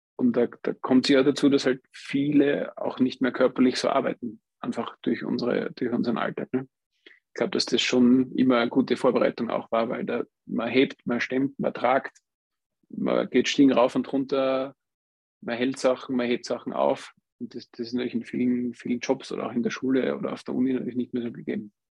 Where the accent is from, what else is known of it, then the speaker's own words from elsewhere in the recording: Austria; hier bei uns in Österreich